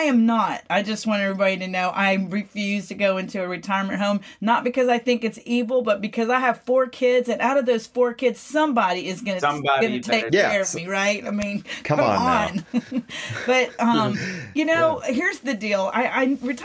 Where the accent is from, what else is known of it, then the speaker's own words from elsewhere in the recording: McKinney, Texas, United States; in McKinney, my hometown